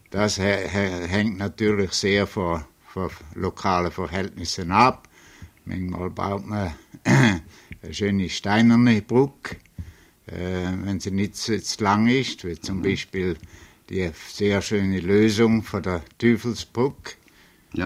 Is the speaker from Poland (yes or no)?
no; Switzerland; moved away as an adult; also born or lived in Zurich, Switzerland; now in New York, United States; Ich bin äh, in, in Fürthaler bis Schaffhausen geboren, äh, hat äh, hat Schule in der Schweiz durchgemacht, das Polytechnikum in Zürich